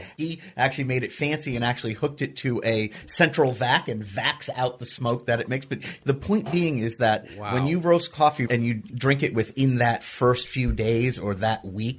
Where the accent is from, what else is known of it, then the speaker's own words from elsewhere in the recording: United States; we're American